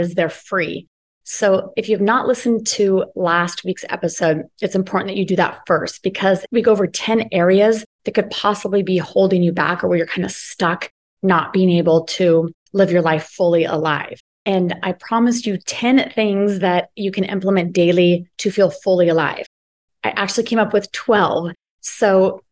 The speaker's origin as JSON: {"language": "English", "country": "United States", "said": "I'm American, actually living in Belize for the winter"}